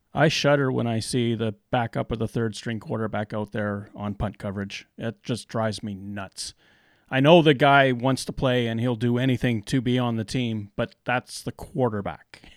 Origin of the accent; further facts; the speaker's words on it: Canada; I, as a Canadian